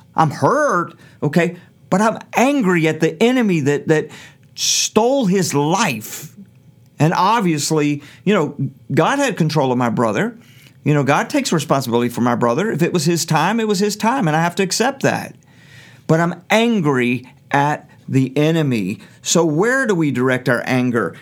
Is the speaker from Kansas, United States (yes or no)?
no; Norfolk, Virginia, United States; I was raised in Norfolk public schools